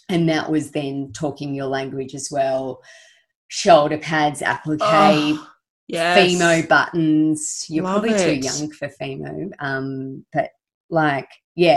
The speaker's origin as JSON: {"language": "English", "town": "Orange", "region": "New South Wales", "country": "Australia", "tie": "born or raised there", "also_born_or_lived": "Blayney, New South Wales", "said": "I grew up in Blaney on a farm and spent my childhood in Blaney till kindergarten when we moved into Orange"}